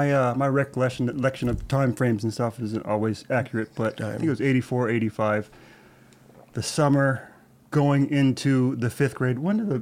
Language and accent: English; Bangkok, Thailand; born there; That's right. I was born in Bangkok, Thailand.